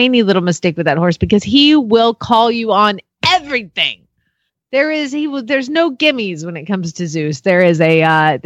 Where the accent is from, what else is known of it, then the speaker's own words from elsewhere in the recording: Atlanta, Georgia, United States; now in Solvang, United States; I'm from Atlanta, too.